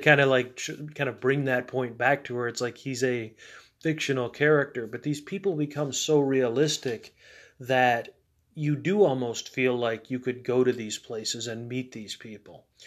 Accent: United States; as an American, as someone who has more firsthand knowledge of American culture

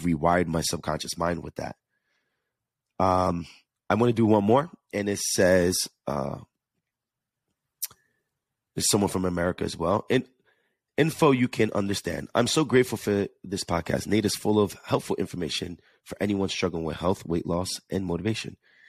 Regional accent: New York, United States; accent: New York/Jersey; Yes, baby. I have that New York, Jersey, that accent. It's so hard for me to get rid of it.

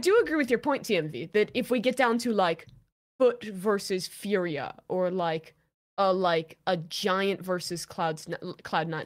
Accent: United States; as an American

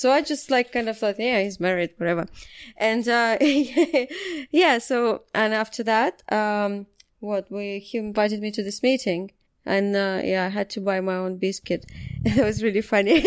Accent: Lithuania; moved away as an adult; also born or lived in London, United Kingdom; when I lived in Lithuania

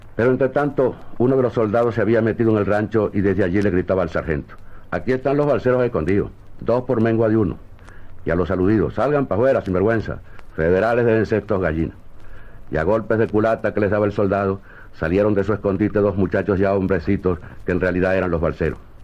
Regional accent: Caracas, Capital District, Venezuela; el Valle de Caracas, mi ciudad natal.

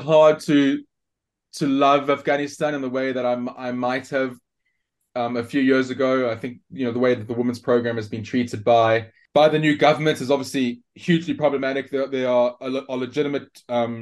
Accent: South Africa; as a South African

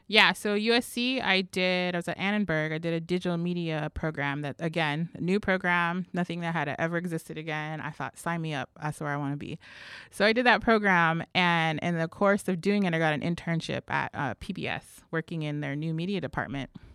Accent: Los Angeles, California, United States; also born or lived in New Mexico; now in New York City, United States; when I was about one years old, we moved, my mother and I moved to live with some family here in L A. And so specifically, we lived in Compton and Watts

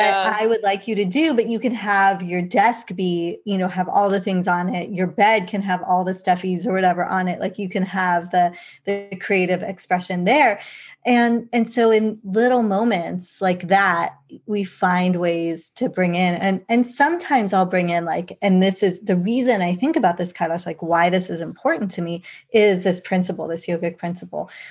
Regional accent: England, United Kingdom; I was born in England

